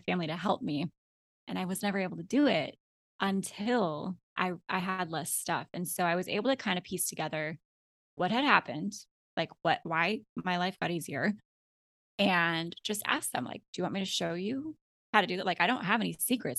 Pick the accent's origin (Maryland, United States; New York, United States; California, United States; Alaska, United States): Alaska, United States; moved away as an adult; now in Florida, United States; my husband and I had three kids, and we were born and raised in Alaska